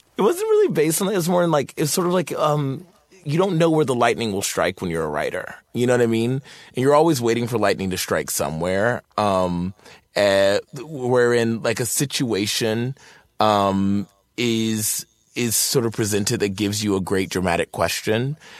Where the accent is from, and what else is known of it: Martinsville, Virginia, United States; born or raised there; moved away